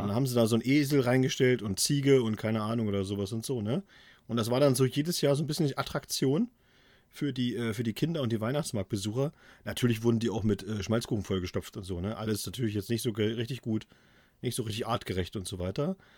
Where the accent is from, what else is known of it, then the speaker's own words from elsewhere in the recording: Thuringia, Germany; moved away; in meine alte Heimat nach Thüringen